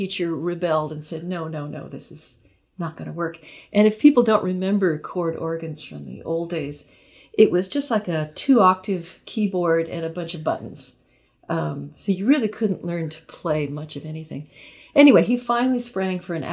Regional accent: Long Beach, California, United States; I was growing up in Long Beach, which is a city south of Los Angeles.

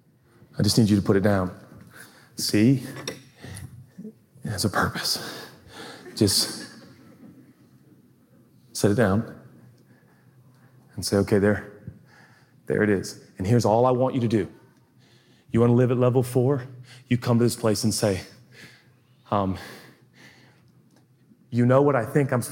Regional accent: United States

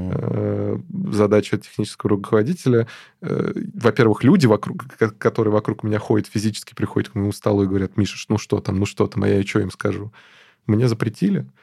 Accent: Moscow, Russia; я из Москвы

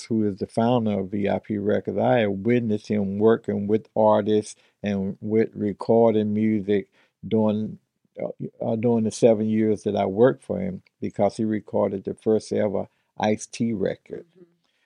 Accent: Mississippi, United States; now in Long Beach, United States; being born and raised in Mississippi and growing up in that type of environment and coming out here

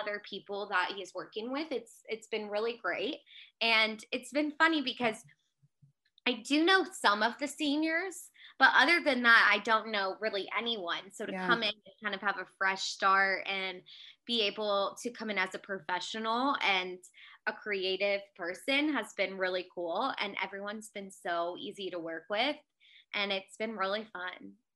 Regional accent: Aliso Viejo, California, United States; moved away as an adult; also born or lived in Mississippi; I am from Aliso Viejo, California, which is in Orange County

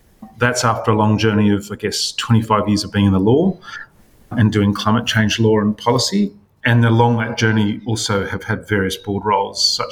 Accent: Sydney, New South Wales, Australia; I was born in Crown Street Women's Hospital, which is about as Sydney as you can get.

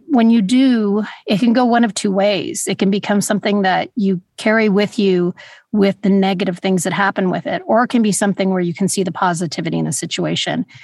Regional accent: Los Angeles, California, United States; also born or lived in New York; I grew up in Los Angeles, I really feel like Los Angeles is more of home

